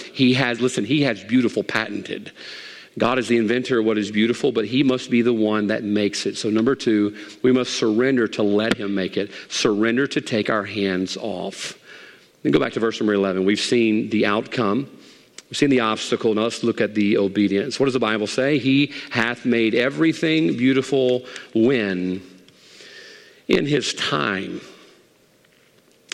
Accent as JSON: {"language": "English", "country": "United States", "said": "I am an American"}